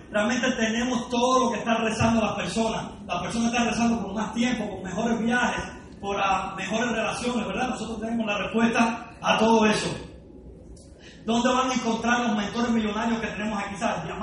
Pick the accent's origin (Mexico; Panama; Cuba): Cuba; now in Miami, United States; vengo de Estados Unidos, de Miami, eh, pero nací en Cuba, ¿ok? Lo que pasa es que a pesar de que tengo casi la mitad de mi vida en Cuba y la otra mitad en Estados Unidos, no hablo ni español ni inglés, hablo spanglish.